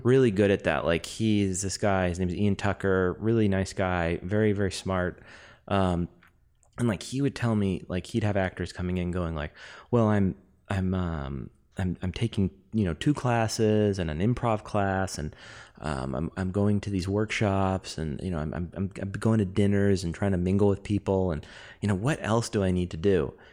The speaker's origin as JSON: {"language": "English", "country": "Canada", "said": "I'm Canadian, so I love hockey"}